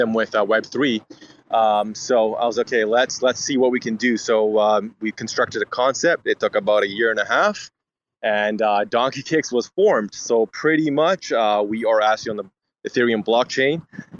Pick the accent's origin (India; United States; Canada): Canada; Vancouver, British Columbia; We're from Vancouver, BC, Canada